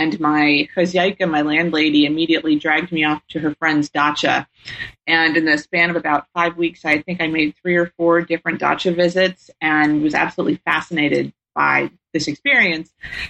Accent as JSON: {"language": "English", "region": "Tennessee", "country": "United States", "tie": "born or raised there", "said": "I grew up in Tennessee and was very fortunate to take a summer program, Governor's School for International Studies"}